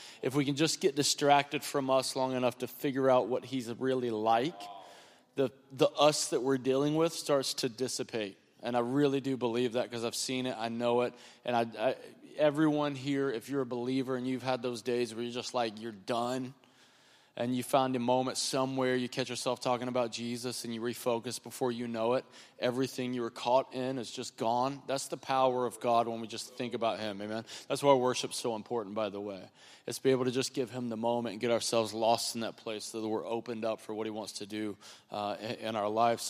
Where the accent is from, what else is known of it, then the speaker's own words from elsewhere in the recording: North Carolina, United States; also born or lived in North Wilkesboro, North Carolina; I'm from North Carolina